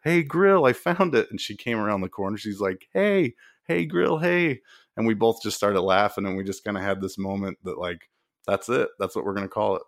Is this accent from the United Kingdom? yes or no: no; Utah, United States; we're both originally from Utah